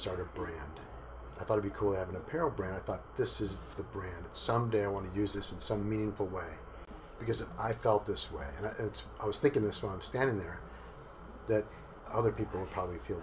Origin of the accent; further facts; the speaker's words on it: Milwaukee, Wisconsin, United States; moved away as an adult; now in Sarasota, United States; So I was born and raised in Milwaukee